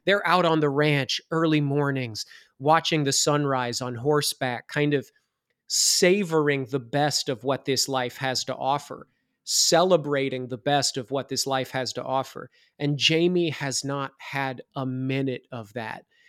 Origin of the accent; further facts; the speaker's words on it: Iowa, United States; I'm from Iowa